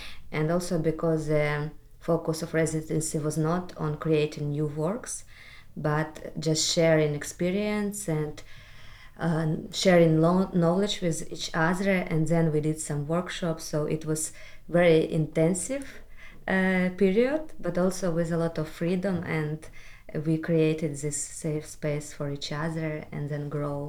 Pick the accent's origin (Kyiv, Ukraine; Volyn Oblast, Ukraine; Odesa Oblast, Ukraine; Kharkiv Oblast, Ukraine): Kyiv, Ukraine; I'm an artist from Kyiv, Ukraine.